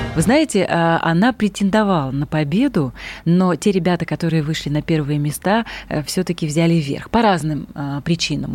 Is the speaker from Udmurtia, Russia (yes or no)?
yes; Udmurtia, Russia; я рыбачила в своем родном крае, я родом из Удмуртии.